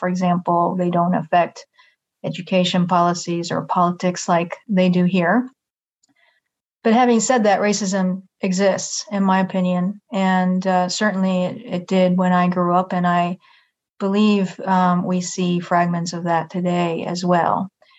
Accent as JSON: {"language": "English", "town": "Yokohama", "region": "Kanagawa", "country": "Japan", "tie": "born or raised there", "moved": "as an adult", "lives_now": "Nashville, United States", "said": "I was born and raised in Japan in a pretty traditional household"}